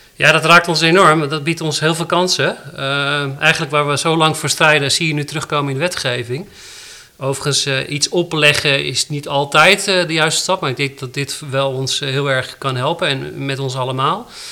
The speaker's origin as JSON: {"language": "Dutch", "country": "Netherlands", "said": "wij als Nederlanders"}